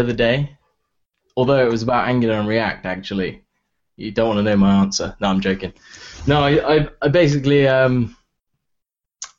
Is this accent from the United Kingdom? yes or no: yes; England, United Kingdom; accent: English; my English accent